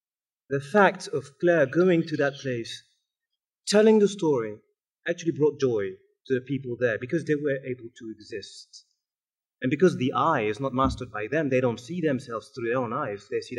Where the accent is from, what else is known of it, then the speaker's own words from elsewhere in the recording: Montpellier, Occitania, France; born there; Now, I said African, but in fact I was born in Montpellier.